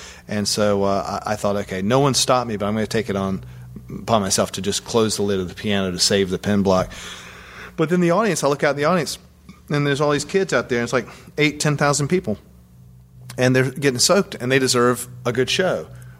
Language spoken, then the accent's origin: English; Southern United States, United States; You know, and I guess that's just cultural. I'm from the South.